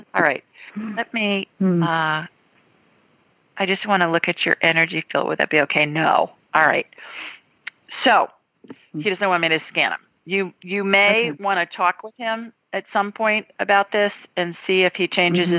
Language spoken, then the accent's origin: English; Columbus, Ohio, United States; moved away; 614 is my hometown, Columbus